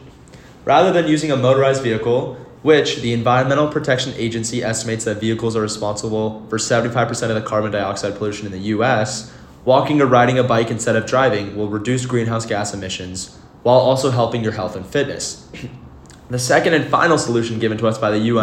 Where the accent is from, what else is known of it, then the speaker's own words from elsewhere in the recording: Marin County, California, United States; As someone who was born and raised in Marin